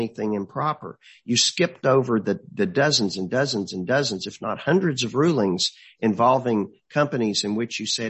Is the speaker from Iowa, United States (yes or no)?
no; Marshall, Texas, United States; we're from Marshall. Every relative I've ever had in Marshall has been buried out of the funeral home